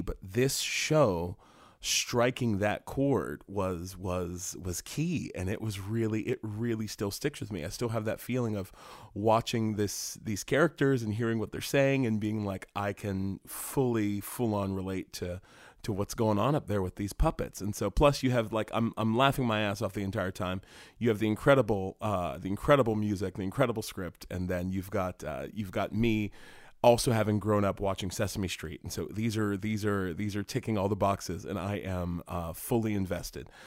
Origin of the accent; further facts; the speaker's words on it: West Virginia, United States; moved away as an adult; I grew up in West Virginia